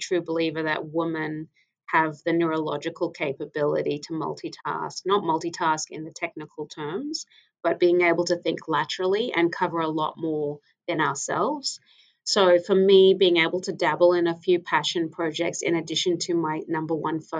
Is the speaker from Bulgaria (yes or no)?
no; Papua New Guinea; moved away; my home country, which is Papua New Guinea